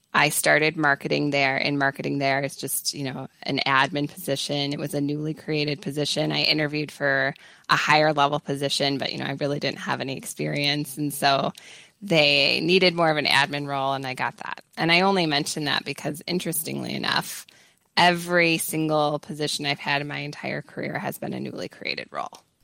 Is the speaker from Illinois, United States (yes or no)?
yes; Chicago, Illinois, United States; accent: strong Chicago; moved away as an adult; also born or lived in Charlottesville; my strong Chicago accent